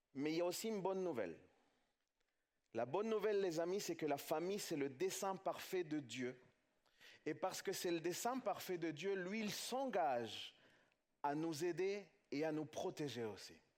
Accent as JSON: {"language": "French", "country": "France", "said": "chez nous en France"}